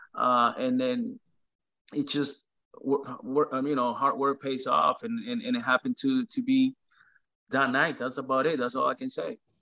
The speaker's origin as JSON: {"language": "English", "country": "Venezuela", "tie": "born or raised there", "moved": "yes", "lives_now": "United States"}